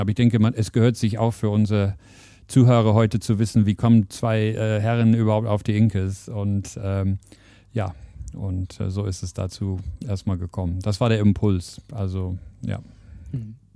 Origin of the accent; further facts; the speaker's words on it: England, United Kingdom; German is a second language; moved away as an adult; now in Germany; Also ich verrate, dass ich nicht aus Deutschland komme, das wird man aber direkt hören. Also ich bin gebürtiger Engländer